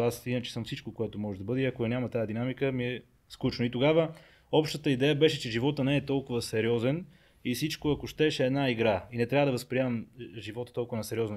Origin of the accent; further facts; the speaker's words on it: Pazardzhik, Pazardzhik Province, Bulgaria; Аз съм роден в Пазарджик, там съм израснал